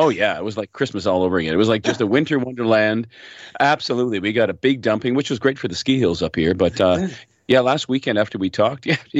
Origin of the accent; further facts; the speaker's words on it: Hamilton, Ontario, Canada; … is calling from my hometown of Hamilton.